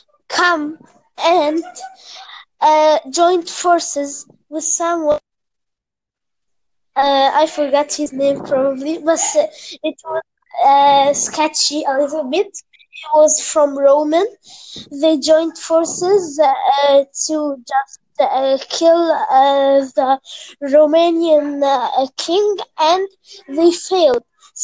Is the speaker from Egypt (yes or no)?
yes; Egypt